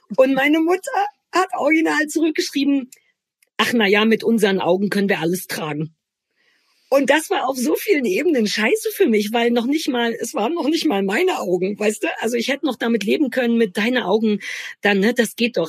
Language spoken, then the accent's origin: German; East Germany, Germany; bei uns in der DDR